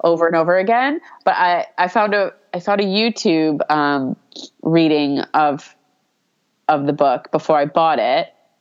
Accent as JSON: {"language": "English", "region": "New York", "country": "United States", "tie": "born or raised there", "said": "growing up in New York"}